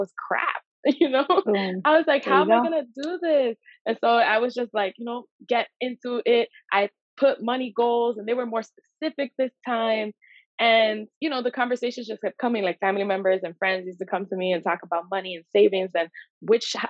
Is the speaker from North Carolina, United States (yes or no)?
no; New York City, New York, United States; I grew up in Washington Heights